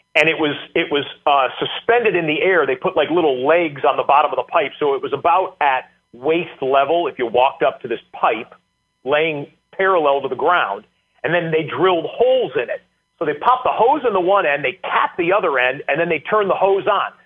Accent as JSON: {"language": "English", "region": "Michigan", "country": "United States", "tie": "born or raised there", "also_born_or_lived": "Central New York", "moved": "as an adult", "said": "I grew up in Michigan"}